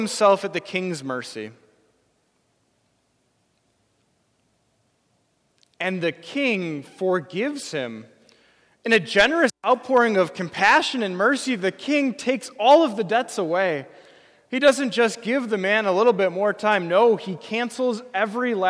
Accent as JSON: {"language": "English", "region": "Wisconsin", "country": "United States", "tie": "born or raised there", "said": "I grew up in Wisconsin. I'm a lifelong Wisconsinite."}